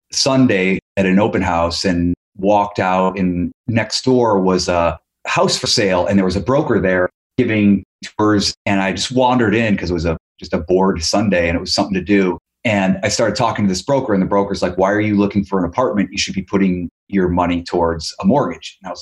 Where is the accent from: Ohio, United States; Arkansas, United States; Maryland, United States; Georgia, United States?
Ohio, United States; also born or lived in New York; now in Los Angeles, United States; I'm originally from Ohio